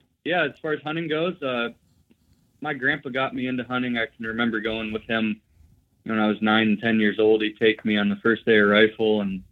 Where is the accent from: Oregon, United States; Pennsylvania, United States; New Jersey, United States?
Pennsylvania, United States; Warren; Yeah, I'm from Warren. I grew up here. I am a lineman for a utility here, electric utility.